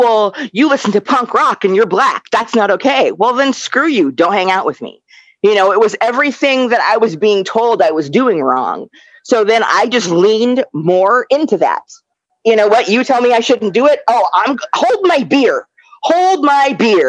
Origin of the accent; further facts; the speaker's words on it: Omaha, Nebraska, United States; I grew up in Nebraska, a black gamer girl